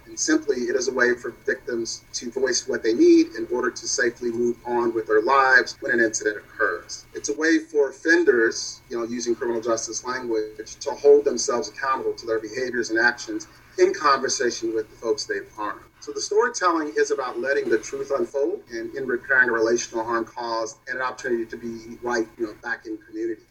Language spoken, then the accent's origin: English; Louisville, Kentucky, United States; moved away as an adult; also born or lived in Yellow Springs, Ohio / Seattle, Washington; now in New York City, United States; My journey to New York started in Louisville, of course, my hometown